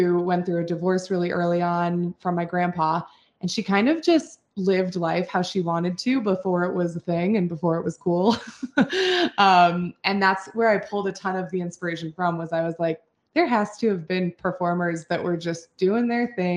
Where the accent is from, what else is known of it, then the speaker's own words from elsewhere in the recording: Steamboat Springs, Colorado, United States; moved away; I had moved back to my hometown, which is Steamboat Springs, Colorado